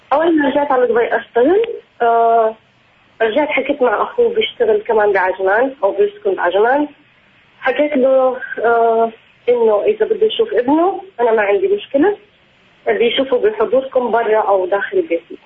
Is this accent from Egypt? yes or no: no; Palestine; also born or lived in Jordan / Al Ain, United Arab Emirates; انا فلسطينيه تزوجت من واحد مصري